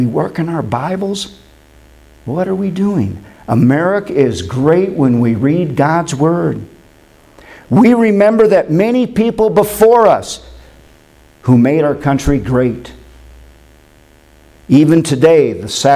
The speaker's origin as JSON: {"language": "English", "town": "Windom", "region": "Minnesota", "country": "United States", "tie": "born or raised there", "moved": "yes", "said": "my hometown of Windom, Minnesota"}